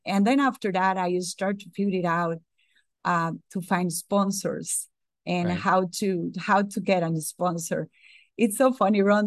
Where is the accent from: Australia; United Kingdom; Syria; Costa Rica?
Costa Rica; English is a second language; moved away as an adult; now in Atlanta, United States; I was born in Costa Rica